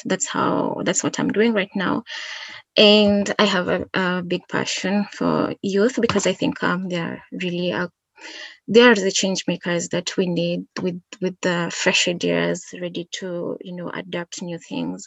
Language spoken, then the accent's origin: English; Kisii, Kisii County, Kenya; I come from Kisii in Kenya, so it's a bit like 6 hours drive from Nairobi